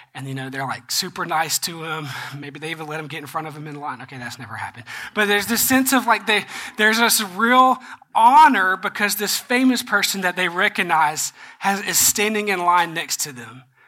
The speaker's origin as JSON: {"language": "English", "region": "Georgia", "country": "United States", "said": "I'm from Georgia"}